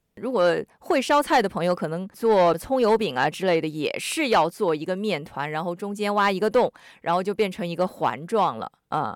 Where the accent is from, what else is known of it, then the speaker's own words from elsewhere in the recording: Sydney, New South Wales, Australia; 我们悉尼人哈，我们说悉尼塞的嘛